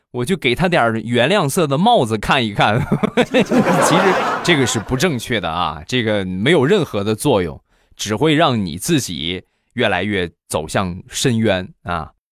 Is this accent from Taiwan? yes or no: no; Rizhao, Shandong, China; 我们家乡的特产日照绿茶